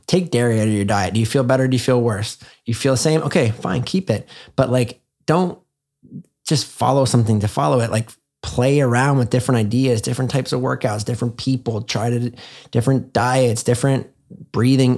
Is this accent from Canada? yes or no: yes; Canada; I'm from Canada.